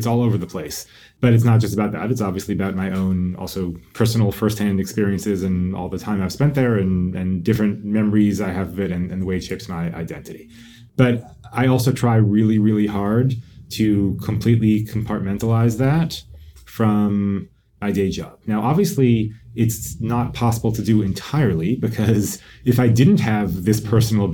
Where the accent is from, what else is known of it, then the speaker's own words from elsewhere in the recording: United States; we American Jews